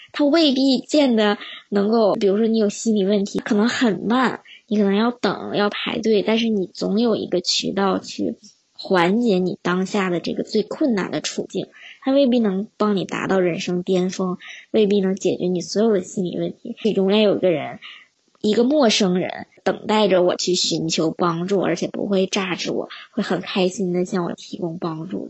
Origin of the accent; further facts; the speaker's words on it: China; now in United Kingdom; 我之前学的英语都是在国内学